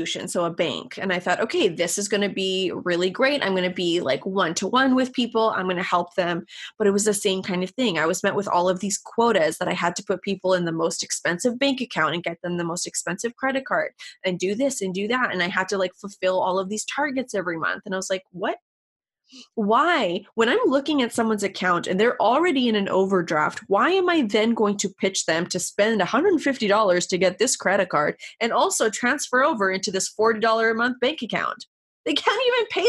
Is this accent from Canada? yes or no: yes; Canada; I'm Canadian, so college and university are a little bit different here